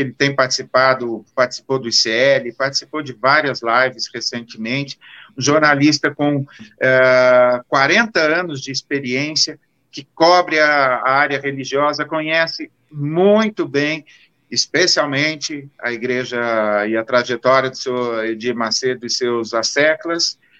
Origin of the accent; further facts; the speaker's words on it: Marília, São Paulo, Brazil; Marília, a minha terra, tem trezentos mil habitantes